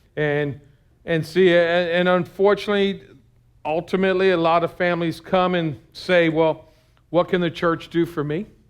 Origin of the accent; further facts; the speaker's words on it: United States; being an American Christian